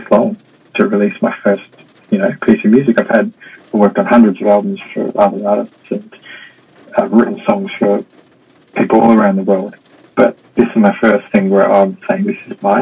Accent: Melbourne, Victoria, Australia; moved away as an adult; also born or lived in Sydney; now in Hong Kong; I'm from Australia. I grew up in Melbourne, spent most of my working career in Sydney

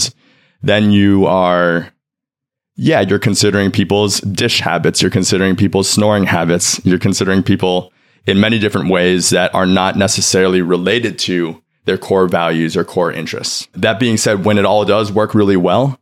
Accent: New York City, New York, United States; also born or lived in China; I was adopted from China by two dads. I grew up here in New York City.

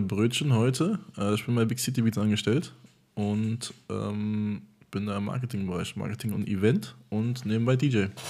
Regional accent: Germany; ich bin halb Deutsch und halb Amerikaner, hier geboren und aufgewachsen

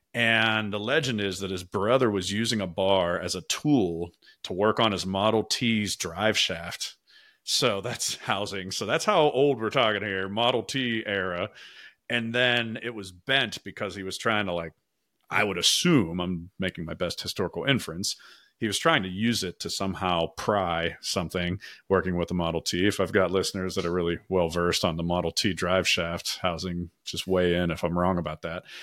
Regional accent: Pittsburgh, Pennsylvania, United States; accent: Yinz / Pittsburgh; my Yinz or Pittsburgh accent

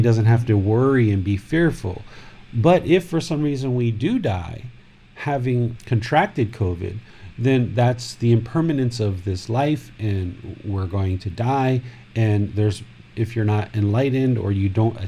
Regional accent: United States; now in Thailand; growing up in America

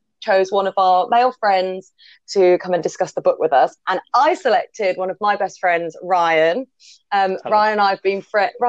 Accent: Birmingham, West Midlands, United Kingdom; moved away; we're originally from basically Birmingham. I wonder if my accent will go during this.

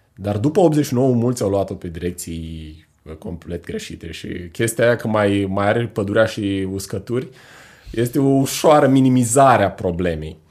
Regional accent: Iași, Iași County, Romania; suntem noi legați sufletește, ca moldoveni, ca ieșeni

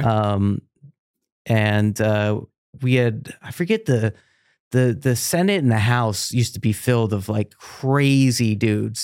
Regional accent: Yuma, Arizona, United States; I grew up in Yuma, Arizona, right on the Mexican border

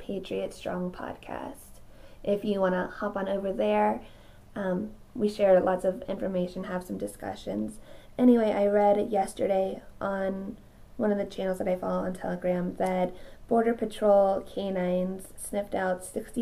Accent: United States; as the American citizens who are here legally

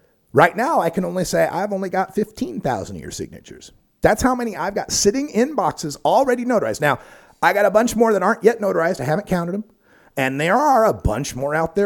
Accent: Nampa, Idaho, United States; moved away; I grew up in Idaho. Nampa, Idaho, Boise State

